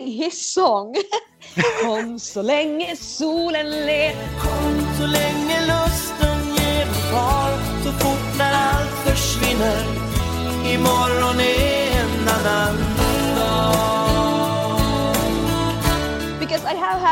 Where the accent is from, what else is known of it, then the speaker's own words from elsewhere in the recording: Finland; when you come from another country, like I come from Finland, to compete in Melodifestivalen